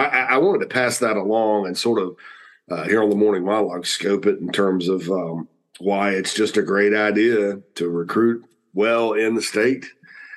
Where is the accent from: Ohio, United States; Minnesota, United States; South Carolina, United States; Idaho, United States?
South Carolina, United States; Irmo; I'm from Irmo